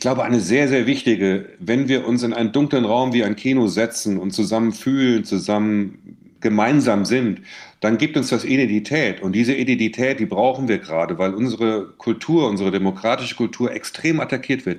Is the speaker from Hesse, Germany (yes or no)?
yes; Bensheim, Hesse, Germany; moved away; also born or lived in Seeheim-Jugenheim; ich habe ja da meine Kindheit und meine Schulzeit, äh, verbracht